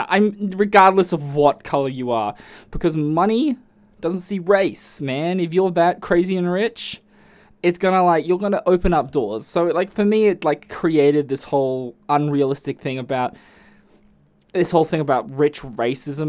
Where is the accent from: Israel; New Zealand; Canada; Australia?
Australia; I'm Aussie